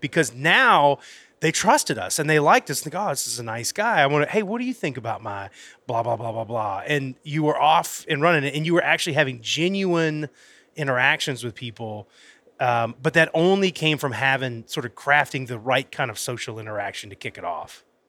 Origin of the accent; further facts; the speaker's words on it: Florida, United States; now in Alabama, United States; I'm originally from Florida. When I moved to Alabama